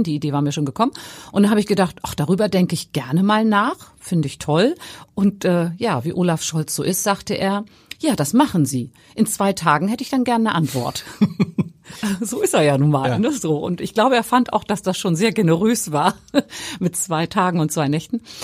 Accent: Hamburg, Germany; als Hamburgerin

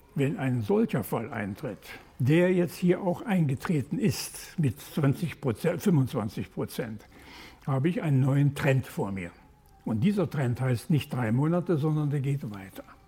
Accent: Ruhr area, North Rhine-Westphalia, Germany; Ich komme aus dem Ruhrgebiet

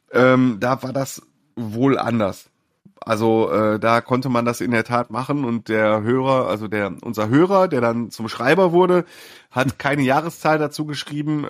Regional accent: Mülheim an der Ruhr, North Rhine-Westphalia, Germany; meiner Heimatstadt Mühlheim

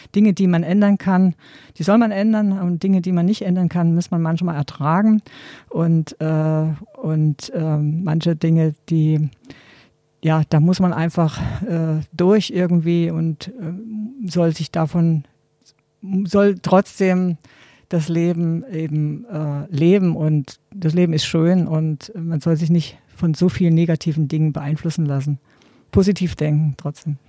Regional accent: GDR, East Germany, Germany; ich bin ja in der DDR groß geworden und meine Kindheit äh, war immer draußen

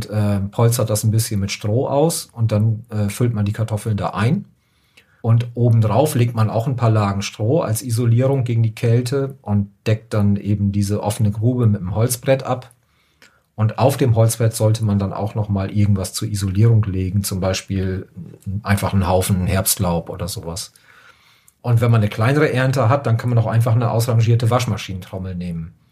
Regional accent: Northern Germany, Germany; ich komme ja auch aus dem Norden

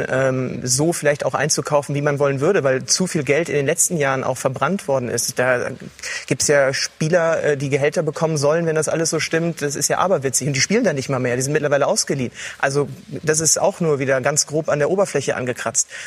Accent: North Rhine-Westphalia, Germany; Äh, ich komme aus der Region, bin zwar kein äh, Kind des Ruhrgebiets, aber als Westfale mit 40 Minuten zur Arena äh, durchaus ähm, mit vielen Kontakten dahin

